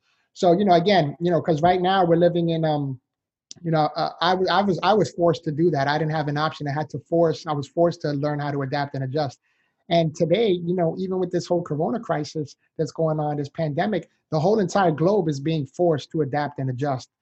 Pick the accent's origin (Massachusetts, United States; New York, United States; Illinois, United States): New York, United States; New York City; moved away as an adult; now in Florida, United States; I was born and raised in the Bronx, New York. So I'm a city boy, but now I live in Florida, sunshine state.